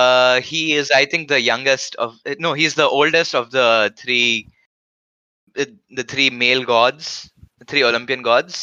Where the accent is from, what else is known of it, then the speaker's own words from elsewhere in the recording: India; I am from India